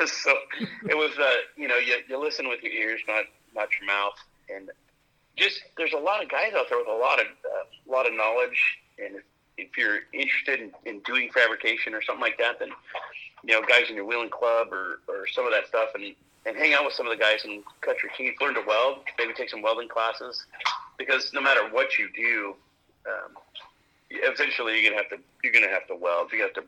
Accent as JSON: {"language": "English", "region": "California", "country": "United States", "tie": "born or raised there", "said": "I grew up in and around the Hammers. I love Johnson Valley."}